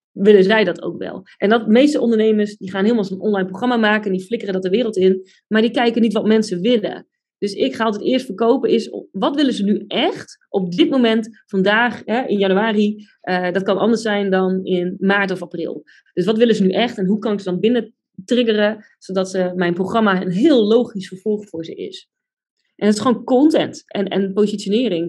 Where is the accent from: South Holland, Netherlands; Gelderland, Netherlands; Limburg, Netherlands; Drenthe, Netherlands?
Drenthe, Netherlands; Buinen; moved away; also born or lived in Groningen; ik kom uit Drenthe, uit Buinen